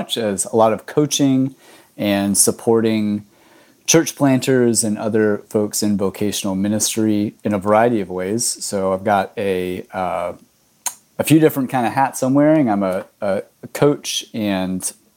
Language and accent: English; Texas, United States; moved away as an adult; now in Miami, United States; I grew up in Texas and have been in Miami for almost 11 years now